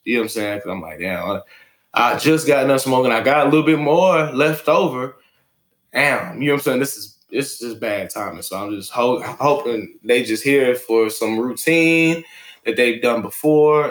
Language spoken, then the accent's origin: English; Atlanta, Georgia, United States; also born or lived in Beijing, China; I'm from Atlanta, Georgia